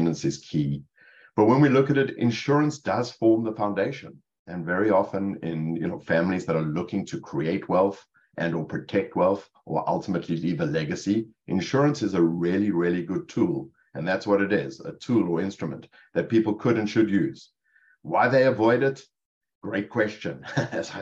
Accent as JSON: {"language": "English", "town": "Cape Town", "region": "Western Cape", "country": "South Africa", "tie": "born or raised there", "moved": "as an adult", "lives_now": "Rutherford, United States", "said": "It's Cape Town, South Africa. I grew up in Cape Town."}